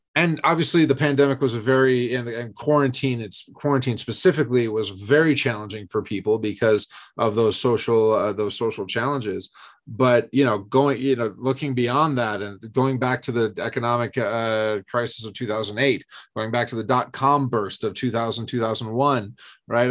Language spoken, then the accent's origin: English; East Coast, United States; moved away as an adult; also born or lived in San Diego; I grew up on the East Coast